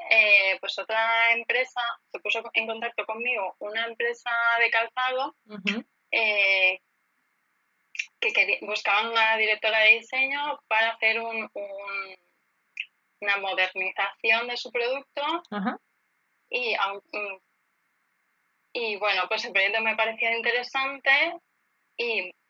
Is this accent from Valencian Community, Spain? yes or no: yes; Elche, Valencian Community, Spain; also born or lived in Barcelona; Sí, soy de Elche.